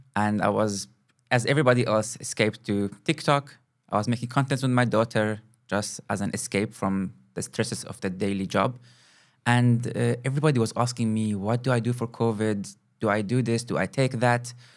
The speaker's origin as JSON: {"language": "English", "country": "Kuwait", "tie": "born or raised there", "also_born_or_lived": "Moscow, Russia", "moved": "as an adult", "lives_now": "South Africa", "said": "I was born and grew up in Kuwait, in the Middle East."}